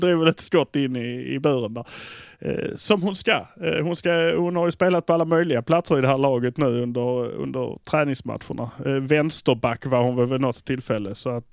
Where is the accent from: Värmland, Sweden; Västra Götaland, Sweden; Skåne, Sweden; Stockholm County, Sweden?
Skåne, Sweden; Malmö; vi är från Malmö